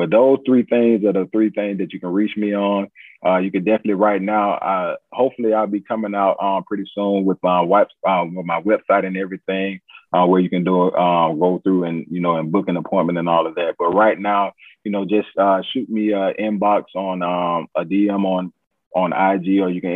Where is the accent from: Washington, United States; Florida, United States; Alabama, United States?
Alabama, United States; Montgomery; I'm from Montgomery, man. That's where I'm from.